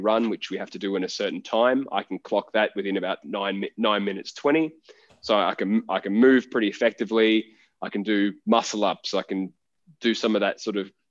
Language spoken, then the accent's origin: English; Gold Coast, Queensland, Australia; I grew up on the Gold Coast.